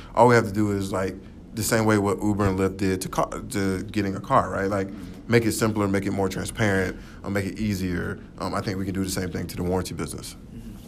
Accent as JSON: {"language": "English", "town": "Atlanta", "region": "Georgia", "country": "United States", "tie": "born or raised there", "said": "I'm originally from Atlanta, Georgia. Um, uh, so born and raised there."}